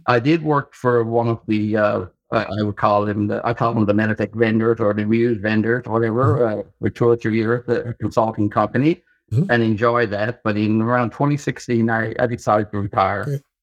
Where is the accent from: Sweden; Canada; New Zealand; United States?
Canada; being a Canadian